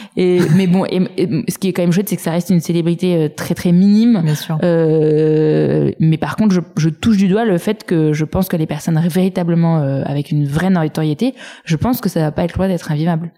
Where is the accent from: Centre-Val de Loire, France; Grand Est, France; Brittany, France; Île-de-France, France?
Île-de-France, France; Saint-Cloud; J'ai grandi à Saint-Cloud dans les Hauts-de-Seine